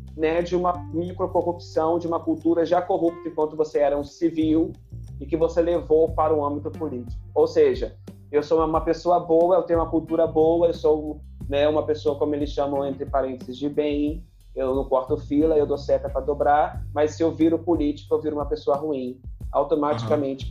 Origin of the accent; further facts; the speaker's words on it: Campos dos Goytacazes, Rio de Janeiro, Brazil; also born or lived in São Fidélis, Brazil; eu nasci em Campos, fui criado aí nesse, nessa ponte aérea. Campos, São Fidélis.